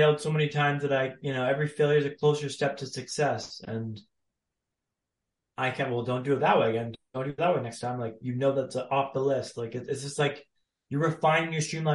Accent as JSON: {"language": "English", "town": "Ottawa", "region": "Ontario", "country": "Canada", "tie": "born or raised there", "also_born_or_lived": "Sweden / London", "moved": "as an adult", "said": "So I'm from Canada, born and raised in Ottawa, Ontario, Canada"}